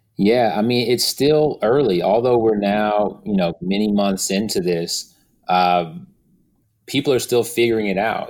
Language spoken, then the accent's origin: English; Houston, Texas, United States; also born or lived in Missouri City, Texas; I was born and raised in Houston. I grew up on the southwest